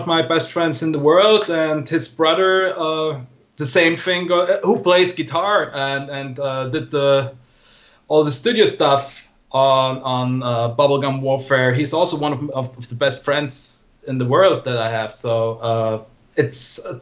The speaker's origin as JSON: {"language": "English", "town": "Innsbruck", "region": "Tyrol", "country": "Austria", "tie": "born or raised there", "second_language": "English", "said": "Innsbruck, my hometown"}